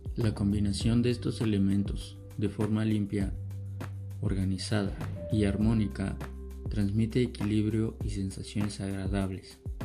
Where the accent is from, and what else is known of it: Mexico